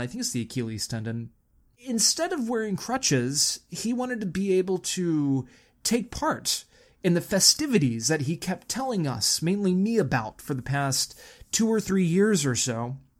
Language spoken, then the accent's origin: English; Texas, United States; now in California, United States; growing up in Texas